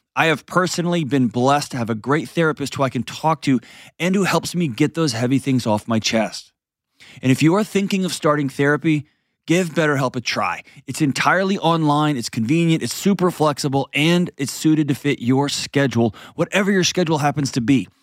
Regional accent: Texas, United States; accent: Texas; I'm a Texan, so we're basically on the other side of Earth

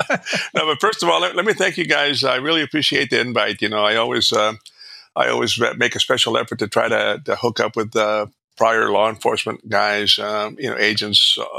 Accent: Alice, Texas, United States; I'm a product of the 50s and 60s. You know, back then, I grew up in South Texas. I was a poor little brown kid, you know, in South Texas.

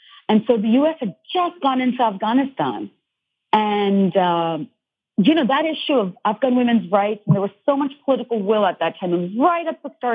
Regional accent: Dhaka, Dhaka Division, Bangladesh; moved away; I grew up in Bangladesh, which is Dhaka, Bangladesh

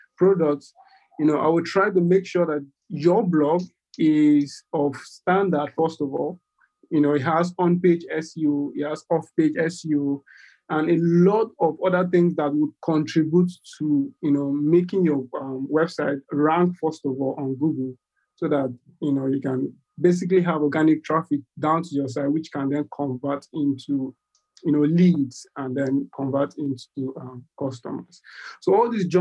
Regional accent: Nigeria; I'm from Nigeria. That's in West Africa.

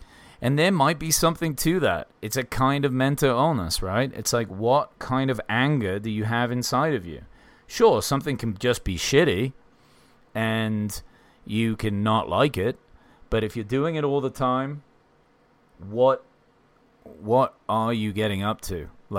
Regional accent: England, United Kingdom; now in Bozeman, United States; I mean, I'm English and I've lived all over.

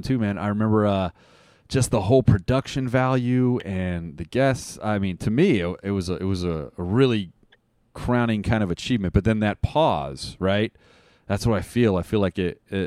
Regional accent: Las Vegas, Nevada, United States; I'm from Vegas

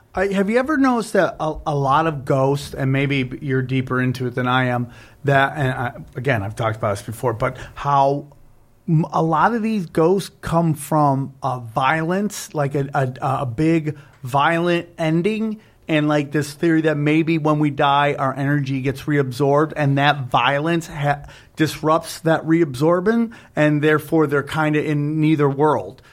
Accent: upstate New York, United States; upstate New York, where I'm from

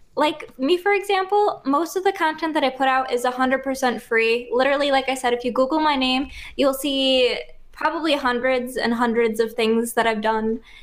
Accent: Buffalo, New York, United States

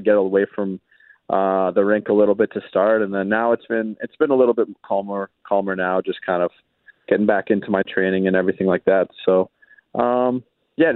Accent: Vancouver, British Columbia, Canada; also born or lived in Winnipeg; growing up in Vancouver

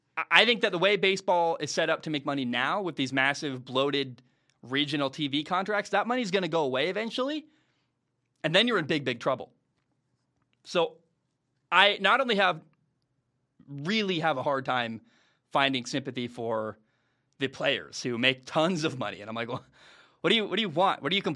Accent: Northwest, United States; when I grew up in the Northwest, Root Sports is the one that carries the Mariners baseball games

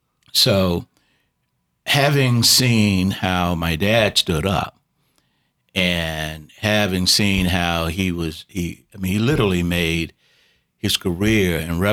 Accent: Savannah, Georgia, United States; moved away as an adult; also born or lived in Tuskegee, Alabama / Boston; I grew up in Savannah, Georgia

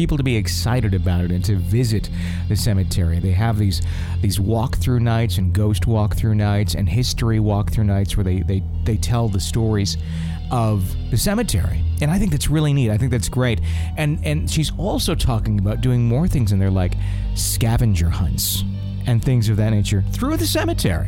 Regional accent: Fond du Lac, Wisconsin, United States; moved away; my hometown of Fond du Lac, Wisconsin

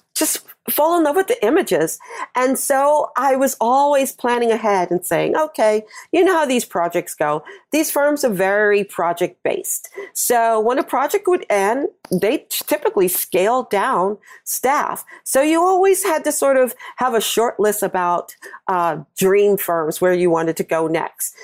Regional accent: New York, United States; also born or lived in California; I'm from New York and based in New York

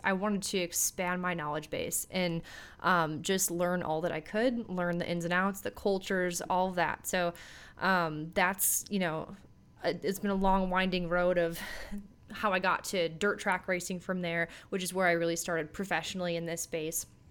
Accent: Minneapolis, Minnesota, United States; I grew up in the Twin Cities, Minneapolis, Minnesota area

